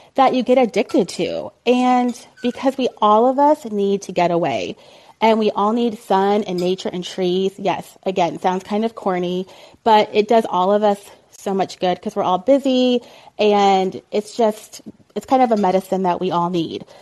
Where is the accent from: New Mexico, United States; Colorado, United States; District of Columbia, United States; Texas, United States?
Texas, United States; Colleyville; moved away as an adult; also born or lived in Ohio; now in Oklahoma, United States; I moved to Dallas, Fort Worth from Ohio when I was like nine. So I consider myself a Texan, I guess. And even when I was growing up in Colleyville, Texas